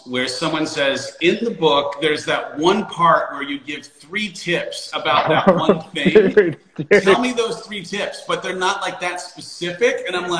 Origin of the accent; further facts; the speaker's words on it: Arizona, United States; We're from Arizona here, so there's a little rivalry.